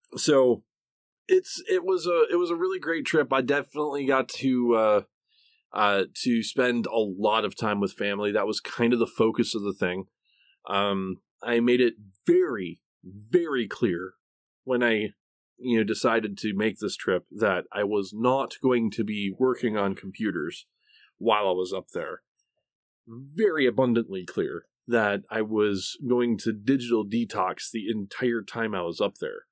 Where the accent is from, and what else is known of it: Oklahoma, United States; accent: Okie; also born or lived in Michigan